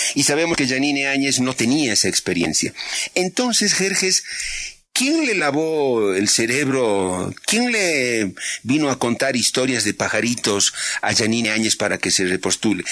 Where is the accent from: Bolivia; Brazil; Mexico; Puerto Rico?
Bolivia; yo como boliviano ahí pienso, más que como periodista incluso, como ciudadano boliviano